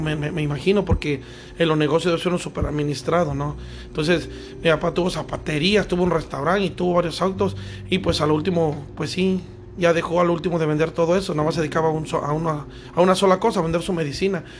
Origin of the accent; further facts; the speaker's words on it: Veracruz, Mexico; also born or lived in Mexico City; yo nací en México, pero me crié aquí en Veracruz